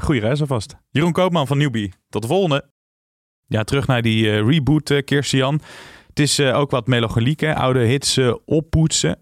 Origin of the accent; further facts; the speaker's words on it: Tiel, Gelderland, Netherlands; ik ben geboren in Tiel